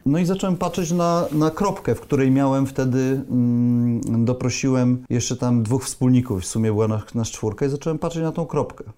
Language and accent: Polish; Poznań, Greater Poland, Poland; Pochodzę z Poznania